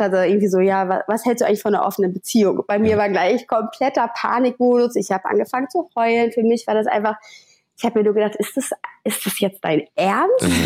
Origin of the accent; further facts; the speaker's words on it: Hamburg, Germany; komme aus Hamburg.